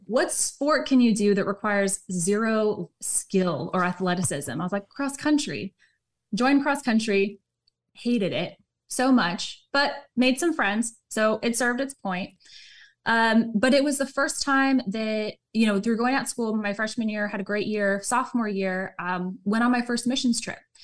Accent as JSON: {"language": "English", "region": "Southern California", "country": "United States", "tie": "born or raised there", "said": "grew up Southern California"}